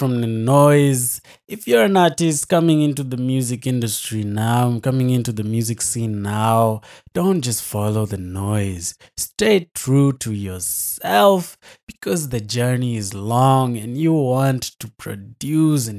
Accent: United States; moved away as an adult; now in Nanyuki, Kenya; Having grown up in the USA

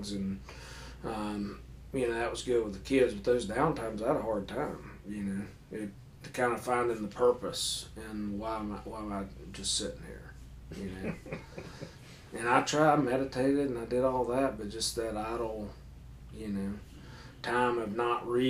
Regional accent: Paintsville, Kentucky, United States; born or raised there

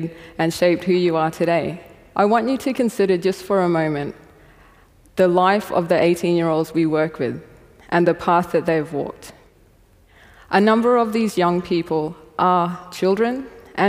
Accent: East Kimberley, Western Australia, Australia; I identify as an Australian and as a woman who is also Aboriginal from the Gidja people of Wadman community in the East Kimberley region of Western Australia.

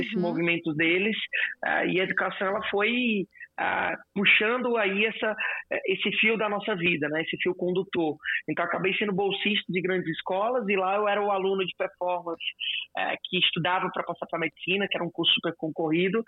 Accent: Fortaleza, Ceará, Brazil; eu sou de Fortaleza

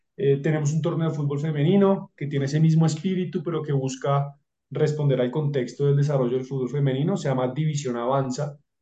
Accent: Bogotá, Colombia; yo soy de Bogotá

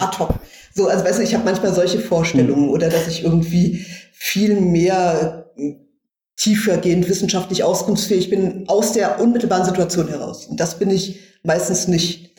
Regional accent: Wiesbaden, Hesse, Germany; moved away as an adult; also born or lived in Berlin; ich komme ja aus Wiesbaden gebürtig

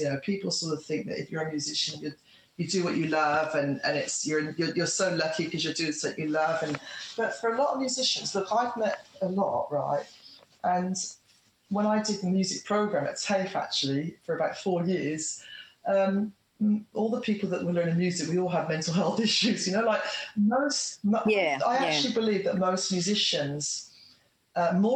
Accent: Australia; stay in my hometown where my son is and where all my friends are and everything I know

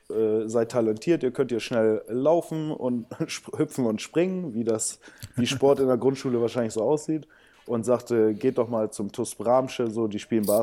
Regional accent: Brazil; born there; ich bin in Brasilien geboren, also auch ein emotionaler Typ

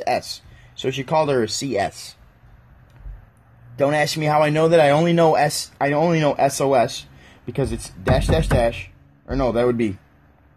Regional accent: United States; I'm American

